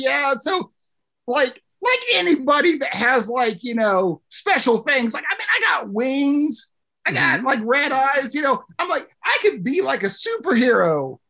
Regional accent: West Virginia, United States; I was born in West Virginia. I was born here. I was raised here. I don't get the whole creature status. I'm just a West Virginian.

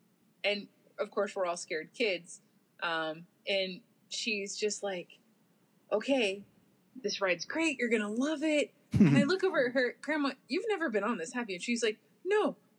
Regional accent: Vallejo, California, United States; I grew up just outside Vallejo

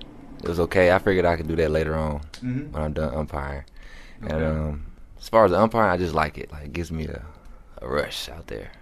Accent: Georgia, United States; from Georgia. 27 years old.

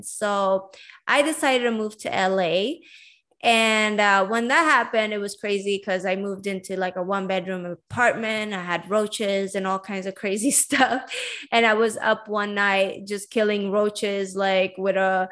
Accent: Sweden; moved away as an adult; also born or lived in Iran / San Diego, United States / Vancouver, Canada; now in Los Angeles, United States; I'm basically Iranian. I was born in Iran and I grew up in Sweden. And I was raised in Sweden all the way until I was 22

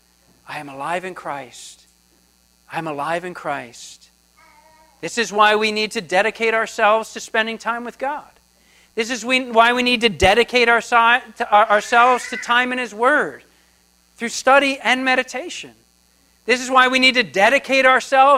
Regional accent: New Jersey, United States; moved away as an adult; I grew up in New Jersey. So that is on the East Coast, the Atlantic Ocean. And I grew up there. I spent 30-something years there.

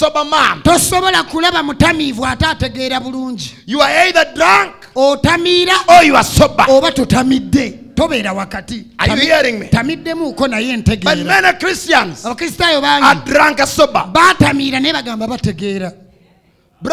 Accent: Uganda; I was from Uganda

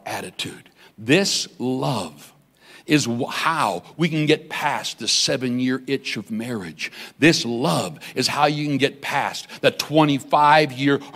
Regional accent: Weldon, Saskatchewan, Canada; I grew up in Saskatchewan, a little place called Weldon, Saskatchewan.

